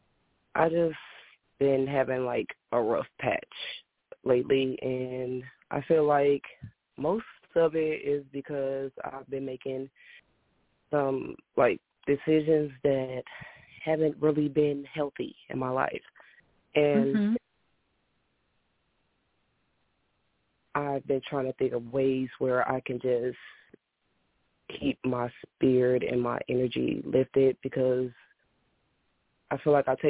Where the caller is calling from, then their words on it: Illinois, United States; I'm calling from Illinois